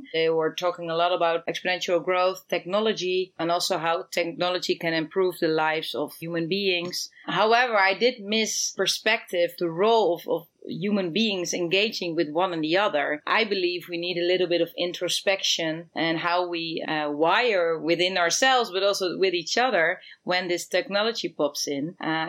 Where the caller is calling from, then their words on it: Amsterdam, North Holland, Netherlands; I'm calling in from Amsterdam and it's the weather, you know, we cannot complain.